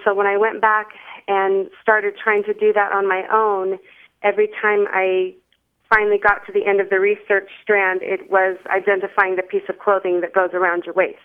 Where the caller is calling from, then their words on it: Youngstown, Ohio, United States; I am calling from Youngstown, Ohio